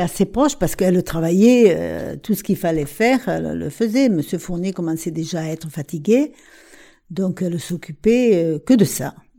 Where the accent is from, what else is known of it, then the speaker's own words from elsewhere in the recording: Porquerolles, Provence-Alpes-Côte d'Azur, France; Quand on est parti de Porquerolles